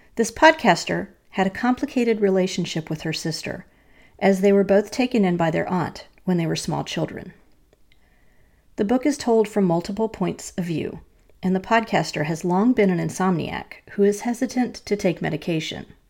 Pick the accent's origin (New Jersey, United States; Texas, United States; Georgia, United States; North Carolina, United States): North Carolina, United States; my home state